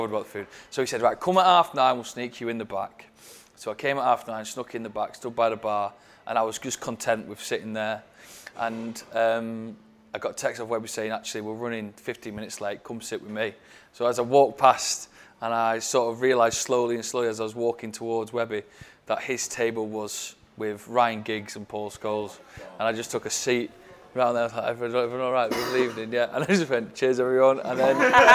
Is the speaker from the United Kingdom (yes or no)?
yes; Stockport, North West England, United Kingdom; I grew up in Stockport